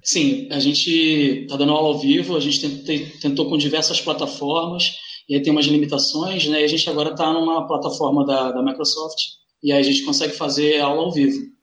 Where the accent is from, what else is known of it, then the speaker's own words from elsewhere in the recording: Duque de Caxias, Rio de Janeiro, Brazil; moved away as an adult; also born or lived in Tijuca, Rio de Janeiro; now in Rio de Janeiro, Brazil; eu sou nascido na Baixada Fluminense, nascido e criado na Baixada Fluminense, que é uma região mais pobre daqui.